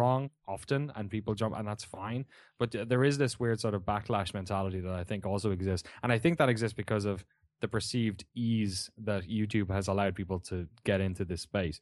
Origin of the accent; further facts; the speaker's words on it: Waterford, Munster, Ireland; moved away as an adult; also born or lived in London, United Kingdom / San Francisco, United States; now in Oakland, United States; I grew up in a town of forty thousand people, Waterford in the southeast